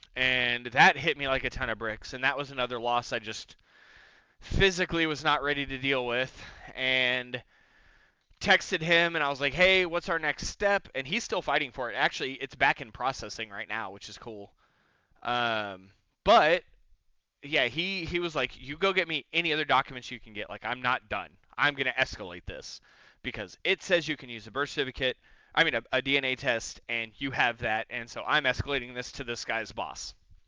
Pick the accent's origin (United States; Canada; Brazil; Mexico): Mexico; born there; Because, like, yes, I was born in Mexico, but both my parents are just U.S. citizen born. Like, my dad's from Texas and my mom's from Tennessee, so, like, I'm just in a weird situation.